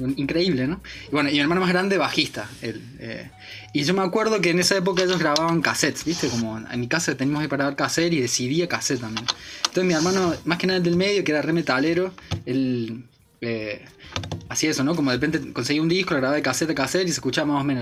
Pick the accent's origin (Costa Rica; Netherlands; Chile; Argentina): Argentina; Río Ceballos, Córdoba; moved away as an adult; now in Buenos Aires, Argentina; me crié en Córdoba, en un pueblito ahí en, las Sierras Chicas, se llama Río Ceballos